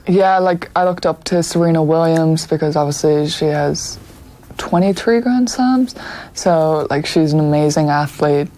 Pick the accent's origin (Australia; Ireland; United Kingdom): Ireland; Dublin, Leinster; moved away as an adult; also born or lived in Florida, United States; we grew up in Donnybrook